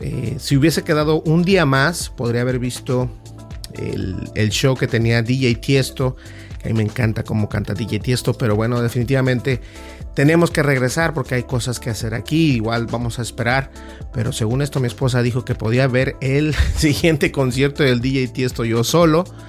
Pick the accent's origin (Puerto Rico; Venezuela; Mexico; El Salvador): Mexico; uno como latino, como hispano, en mi caso mexicano